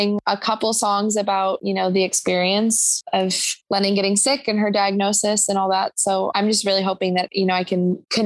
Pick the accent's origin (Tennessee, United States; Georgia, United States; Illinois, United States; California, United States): Illinois, United States; Chicago; I'm from Chicago.